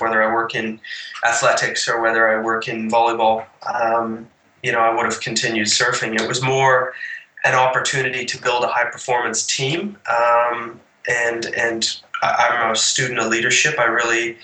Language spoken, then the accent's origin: English; Canada; now in Cabarita Beach, Australia; being a Canadian